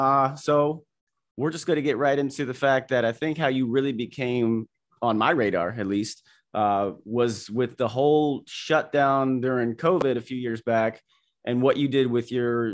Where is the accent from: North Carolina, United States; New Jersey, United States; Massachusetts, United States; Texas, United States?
New Jersey, United States; born there; also born or lived in Florida; now in California, United States; like born same year, both born in Jersey, and now we're both in California. And I just, you know, I came from Florida.